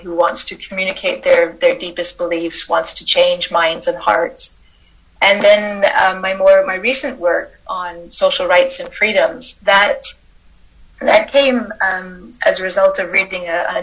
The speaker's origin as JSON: {"language": "English", "area": "Fraser Valley, near Vancouver", "region": "British Columbia", "country": "Canada", "tie": "born or raised there", "said": "I am a Canadian philosopher. I grew up in the Fraser Valley, just outside Vancouver"}